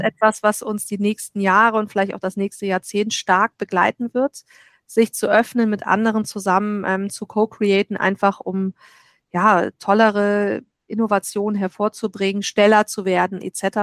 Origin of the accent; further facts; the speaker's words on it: Germany; als Deutsche